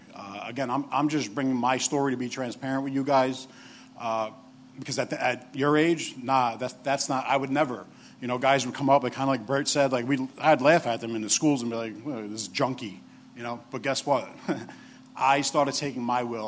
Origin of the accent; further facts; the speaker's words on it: New York City, New York, United States; I'm the other big guy from New York. I'm from Staten Island, where the dump is.